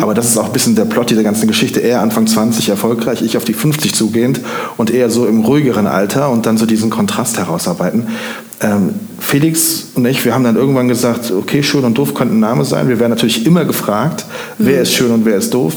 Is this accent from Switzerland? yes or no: no; Siegburg, North Rhine-Westphalia, Germany; moved away as an adult; also born or lived in Denmark / Koblenz; now in Montabaur, Germany; Ich komme gebürtig aus Siegburg im Rheinland